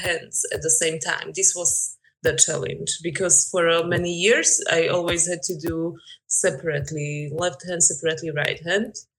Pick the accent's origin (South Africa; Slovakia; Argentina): Slovakia; English is a second language; moved away as an adult; also born or lived in Denmark / York; now in Berlin, Germany; Recently, I'm living in Berlin, but originally I come from Slovakia